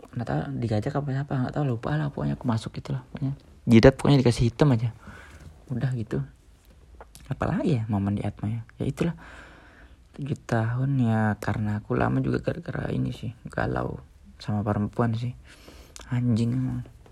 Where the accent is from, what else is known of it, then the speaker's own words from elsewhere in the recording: Kalimantan, Indonesia; moved away as an adult; also born or lived in Yogyakarta, Indonesia; aku dari Kalimantan, di sekolah negeri